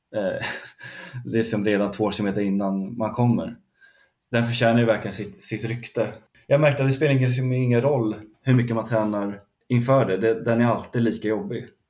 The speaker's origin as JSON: {"language": "Swedish", "town": "Lidingö", "region": "Stockholm County", "country": "Sweden", "tie": "born or raised there", "said": "Jag är uppvuxen, eh, typ femtio meter från, eh, från en del av banan"}